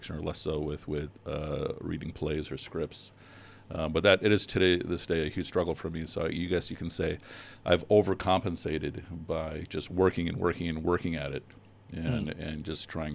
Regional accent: Chicago, Illinois, United States; also born or lived in Pakistan / Riverdale; I was born in Pakistan, but I've been in Chicago pretty much my whole life. When we first came to the States, we moved to Riverdale, and since that was like around 1972, 73, been in Chicago ever since

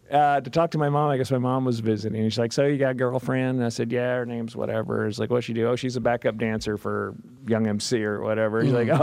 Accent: the South, United States; now in Los Angeles, United States; I'm from the South, and my family is hugely racist.

